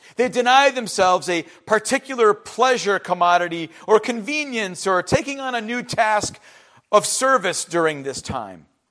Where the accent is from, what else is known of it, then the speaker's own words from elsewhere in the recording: Cleveland, Ohio, United States; growing up in Cleveland